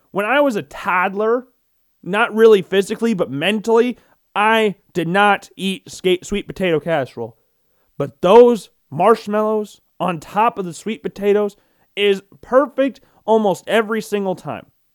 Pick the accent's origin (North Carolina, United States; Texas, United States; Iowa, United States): Iowa, United States; being a Midwesterner, being a lifelong Iowan